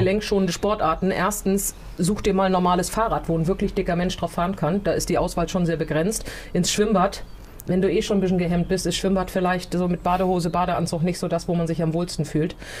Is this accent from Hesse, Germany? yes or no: no; Gettorf, Schleswig-Holstein, Germany; in Gettorf, wo ich aufgewachsen bin.